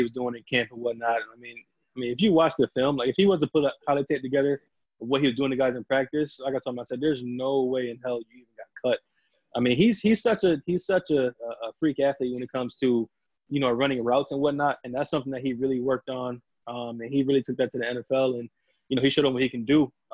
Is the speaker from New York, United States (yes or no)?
yes; Gates, New York, United States; I'm from Gates